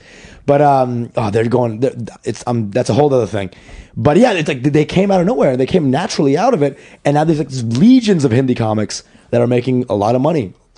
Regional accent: New York, United States; Bro, I'm like, I'm from New York

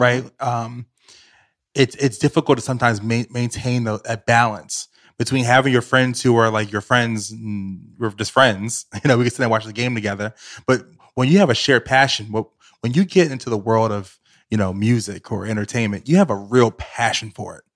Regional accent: Richmond, Virginia, United States; moved away as an adult; now in New York City, United States; I grew up in Richmond, Virginia.

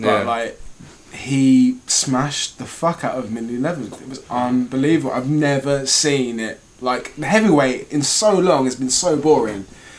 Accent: Birmingham, West Midlands, United Kingdom; born there; I was born in Birmingham.

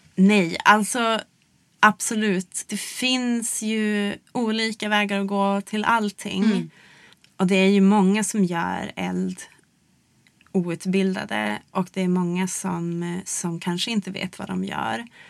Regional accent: Luleå, Norrbotten County, Sweden; i Luleå då där jag växte upp

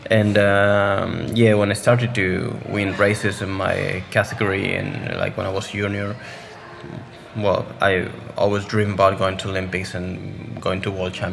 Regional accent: Spain; English is a second language; I started playing football like most of the kids in Spain. Um, then I joined the swim club of my hometown

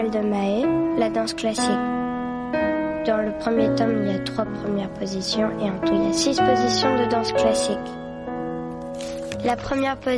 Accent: Brittany, France; moi je suis … je suis bretonne anglaise. Tout le monde dit que je suis née aux USA mais pas du tout, c'est ma mère.

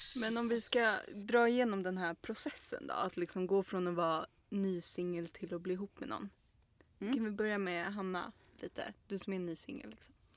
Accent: Stockholm, Stockholm County, Sweden; jag är från Stockholm

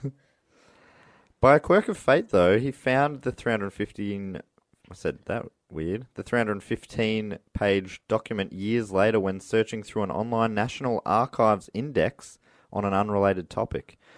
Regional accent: Moorabbin, Victoria, Australia; I grew up in Moorabbin

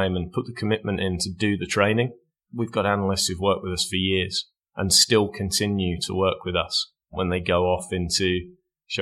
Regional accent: United Kingdom; also born or lived in Linlithgow, Scotland; I lived in and around sort of Essex, East London

